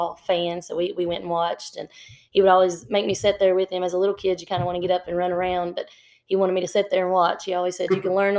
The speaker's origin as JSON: {"language": "English", "town": "Honaker", "region": "Virginia", "country": "United States", "tie": "born or raised there", "said": "I was born in 1978, and I've lived in Honaker my whole life"}